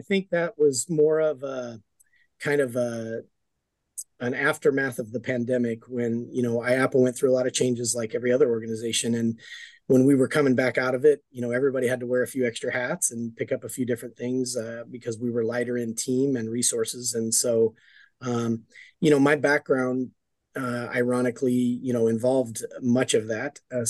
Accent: Denver, Colorado, United States; I grew up in Denver, Colorado, and I was kind of a troubled kid.

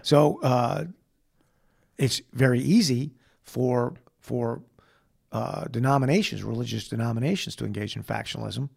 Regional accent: United States; being an American

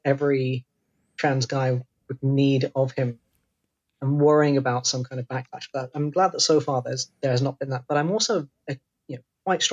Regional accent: Devon, South West England, United Kingdom; moved away; I grew up in Devon

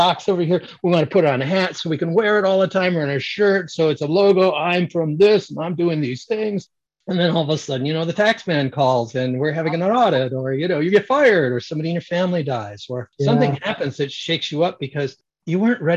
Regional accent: Michigan, United States; moved away; I grew up in Michigan

